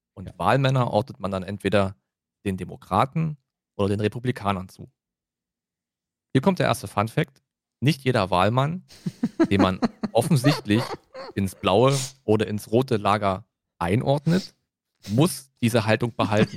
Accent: Germany; für uns als Deutsche

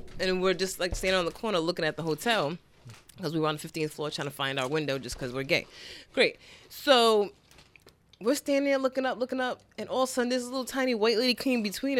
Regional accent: Providence, Rhode Island, United States; we're from Providence.

